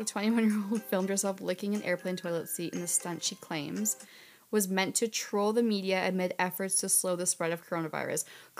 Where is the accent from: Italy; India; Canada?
Canada